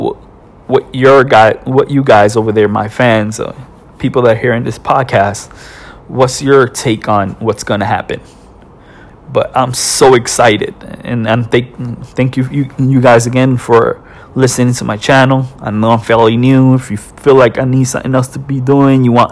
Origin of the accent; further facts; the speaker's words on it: New York, United States; I'm from New York. I'm from New York.